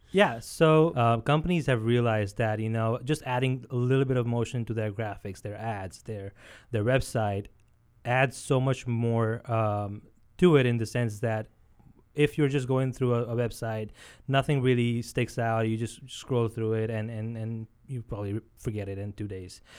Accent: India; now in United States; born and brought up in India

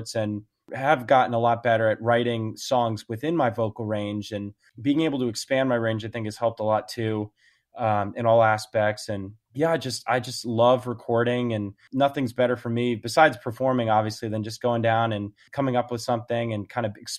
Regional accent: outside New York City suburbs, United States; moved away as an adult; now in Nashville, United States; I grew up in New York, right outside New York City in the suburbs

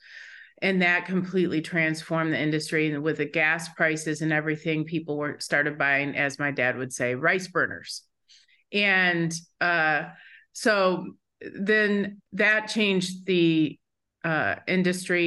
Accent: Michigan, United States; I grew up in Michigan

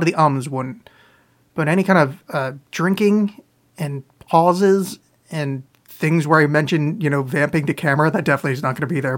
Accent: Canada; I'm from Canada now, I say

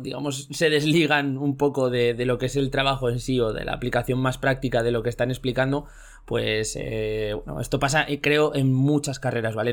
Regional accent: Zaragoza, Aragon, Spain; somos de Zaragoza

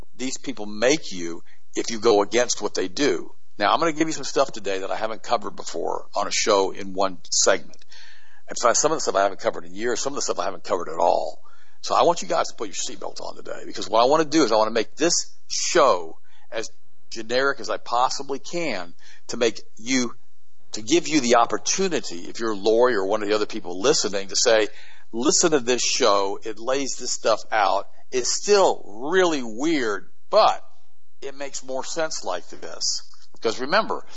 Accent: United States; I was born in the United States 10 years after the war was over with the 1955

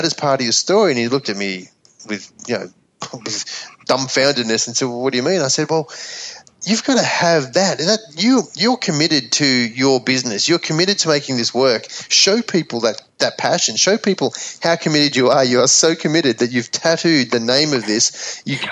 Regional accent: Melbourne, Victoria, Australia; moved away; my hometown in Melbourne

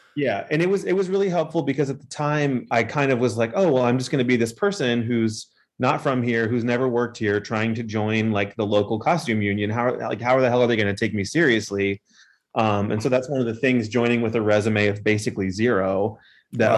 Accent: Hampton, Virginia, United States; born and raised in Hampton, okay. Virginia

